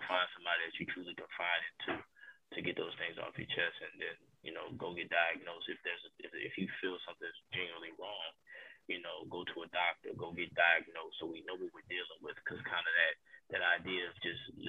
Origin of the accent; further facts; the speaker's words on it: the South, United States; being a Southern guy